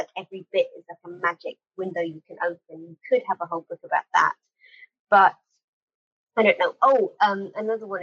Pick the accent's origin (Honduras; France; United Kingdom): United Kingdom; being British